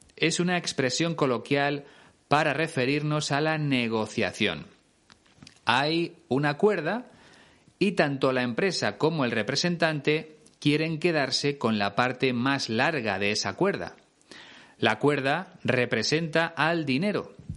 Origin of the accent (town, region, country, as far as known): Spain